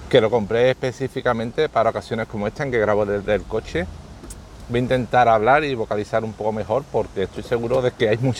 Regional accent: Andalusia, Spain; accent: Sevillian; me dicen que tengo un acento sevillano fuerte

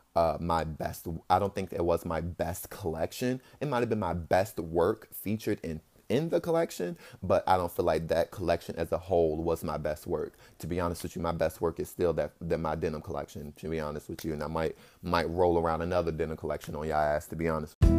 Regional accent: Richmond, Virginia, United States; moved away as an adult; now in Santa Ana, United States; I am from Richmond, Virginia, and I moved to Santa Ana, California.

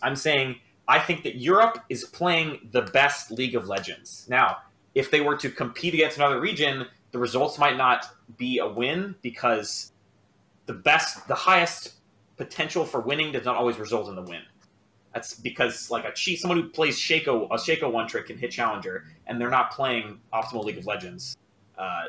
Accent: Miami, Florida, United States; now in Washington, D.C., United States; I said I'm from Miami, but I'm calling from DC

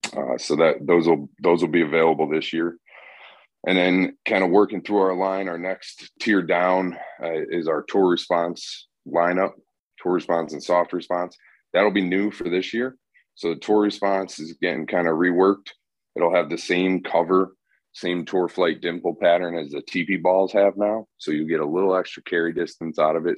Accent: Northeast, United States; now in the South, United States; I'm from the Northeast

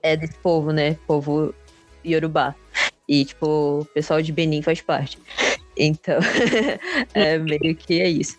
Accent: Brazil; eu sou brasileiro, eu não gosto de carnaval

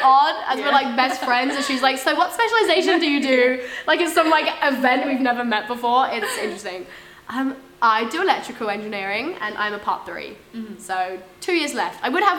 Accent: England, United Kingdom; accent: English; now in Auckland, New Zealand; I'm from Auckland, but I was born in England, as you can probably guess from my really obnoxious and loud voice.

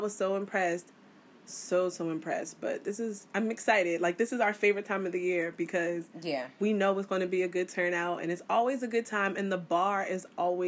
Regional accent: United States; I am West Indian, but I'm American. I mean, I was born here. My parents are from the islands.

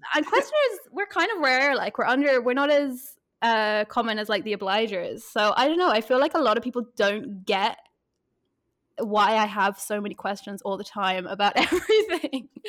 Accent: Ireland; now in Berlin, Germany; I am a photographer in Berlin, and I'm from Ireland

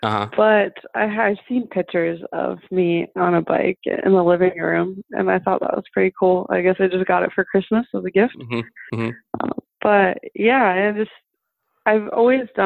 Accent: Fort Lauderdale, Florida, United States; first language German; English is a second language; also born or lived in Mannheim, Germany; we moved to Florida, Fort Lauderdale, Florida, when I was seven

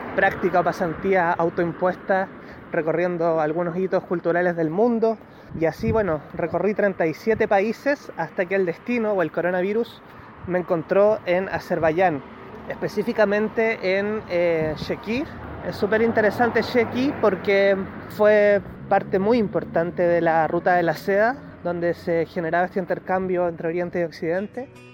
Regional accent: Chile; moved away as an adult; also born or lived in Barcelona, Spain; soy periodista chileno

